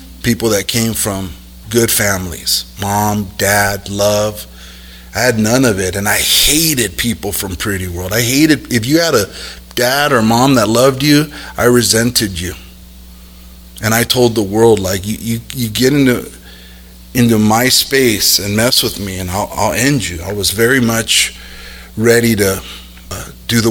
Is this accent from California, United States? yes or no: yes; South El Monte, California, United States; also born or lived in Los Angeles; I grew up born in L.A. and grew up in South El Monte